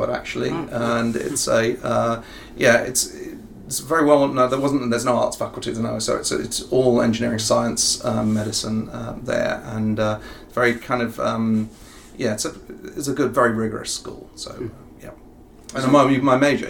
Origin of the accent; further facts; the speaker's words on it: near Bath, Somerset, South West England, United Kingdom; accent: English; also born or lived in south of London, near Gatwick (born); now in Ohio, United States; I grew up in the southwest of England, near a place called Bath in Somerset, and that's a very rural area